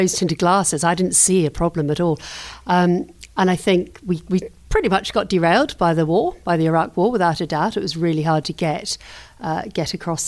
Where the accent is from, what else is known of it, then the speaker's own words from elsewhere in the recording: New Zealand; also born or lived in London; now in United Kingdom; I grew up in New Zealand